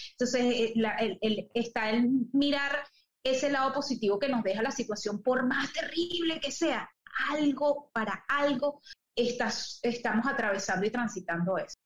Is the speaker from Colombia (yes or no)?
no; Venezuela; moved away as an adult; also born or lived in Chile / Paraguay; Acá ahora en, mi tierra donde este, nací